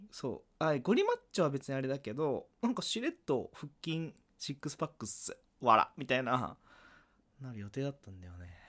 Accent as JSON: {"language": "Japanese", "region": "Kagoshima", "country": "Japan", "tie": "born or raised there", "moved": "yes", "said": "地元鹿児島だったじゃん"}